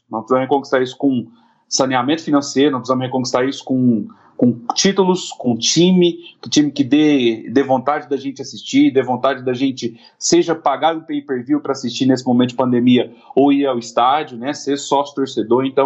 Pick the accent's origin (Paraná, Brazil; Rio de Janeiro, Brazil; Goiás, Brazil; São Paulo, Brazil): Goiás, Brazil; Goiânia; also born or lived in Anápolis; eu moro em Goiânia, eu sou de Anápolis, na verdade, então nasci em Anápolis e vim para Goiânia muito novo.